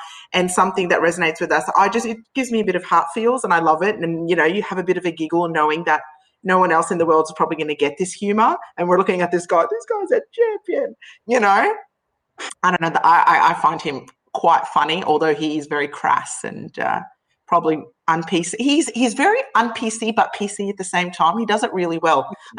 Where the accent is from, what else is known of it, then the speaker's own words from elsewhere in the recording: Canada; now in Australia; I was born in Australia, grew up in North America, Canada, the better part of it, and came back to Australia.